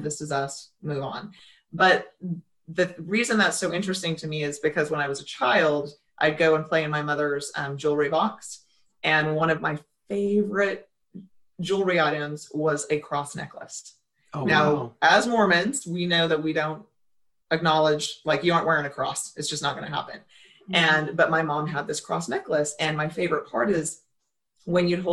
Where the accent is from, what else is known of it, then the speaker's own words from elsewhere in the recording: Idaho, United States; I grew up in a very small town in Idaho